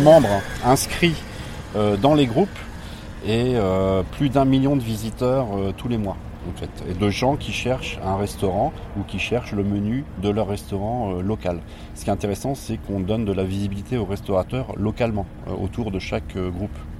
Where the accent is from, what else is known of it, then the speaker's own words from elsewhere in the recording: Poitiers, Nouvelle-Aquitaine, France; on est de Poitiers